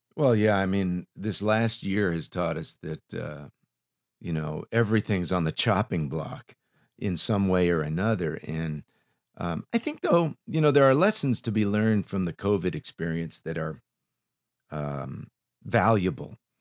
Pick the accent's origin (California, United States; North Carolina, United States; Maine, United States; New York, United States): California, United States; Los Angeles; I grew up in Silmar